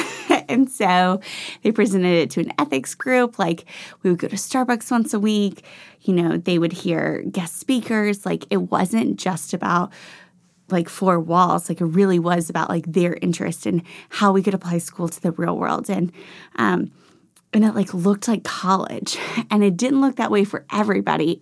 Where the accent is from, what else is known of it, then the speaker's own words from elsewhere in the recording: Franklin, Tennessee, United States; also born or lived in Washington, D.C.; I grew up in Franklin. I consider myself a Nashville native